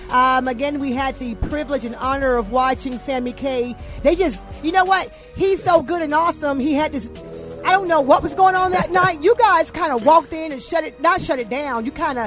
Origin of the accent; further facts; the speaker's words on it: Atlanta, Georgia, United States; because I'm from Atlanta.